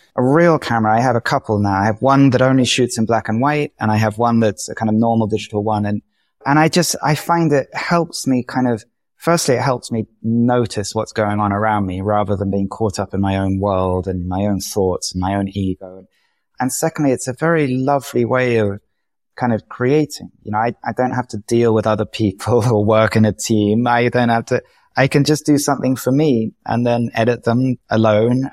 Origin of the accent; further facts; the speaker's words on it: England, United Kingdom; moved away as an adult; also born or lived in London; now in Madrid, Spain; as an English person